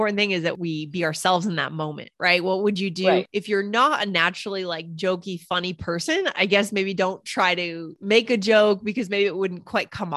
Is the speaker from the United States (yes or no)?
yes; United States; first language English; also born or lived in Japan / New York / Boston; I was spoken English since I was born from the US